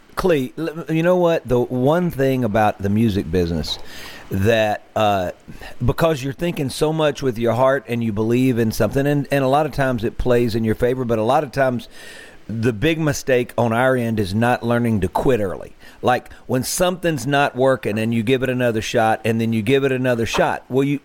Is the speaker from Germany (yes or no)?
no; Greenville, Mississippi, United States; Actually, as close as it gets, my hometown of Greenville.